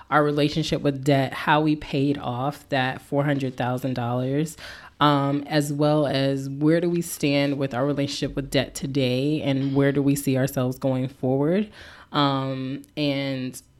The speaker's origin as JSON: {"language": "English", "region": "East Coast", "country": "United States", "tie": "born or raised there", "also_born_or_lived": "Louisiana", "said": "so I'm a military brat raised mainly on the East Coast and in the South, but I was born in Louisiana. So, again, hence blended Creole."}